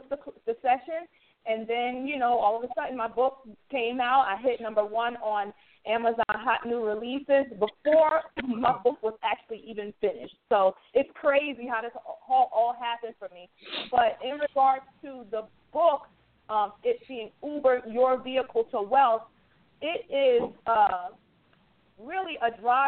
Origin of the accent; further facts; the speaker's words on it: New Jersey, United States; I'm from New Jersey